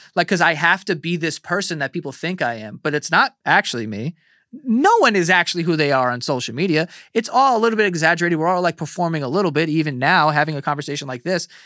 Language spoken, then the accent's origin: English; New York City, New York, United States; I grew up in Queens